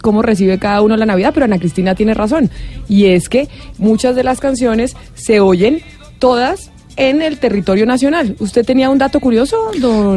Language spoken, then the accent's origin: Spanish; Bogotá, Colombia; yo soy cachaca también